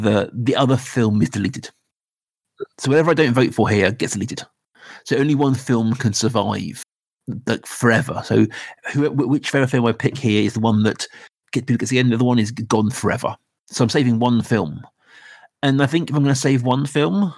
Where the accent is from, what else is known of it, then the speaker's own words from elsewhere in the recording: Reading, South East England, United Kingdom; we're all from Reading. We've all lived in Reading in our life.